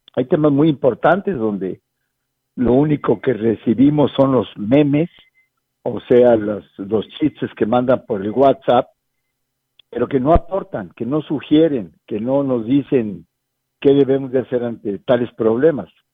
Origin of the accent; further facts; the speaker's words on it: Mexico; also born or lived in San Luis Potosí; nos ha faltado a los mexicanos participar más